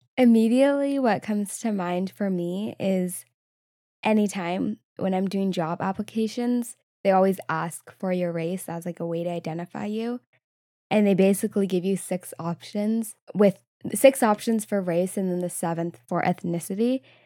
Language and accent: English; Southern California, United States; growing up in Southern California, which is pretty mixed